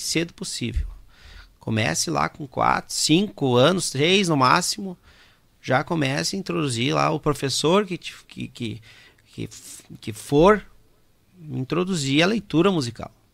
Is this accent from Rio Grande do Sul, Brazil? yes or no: yes; Caxias do Sul, Rio Grande do Sul, Brazil; also born or lived in Erechim; Porque eu sou de Caxias, né? Uhum. Natural de Caxias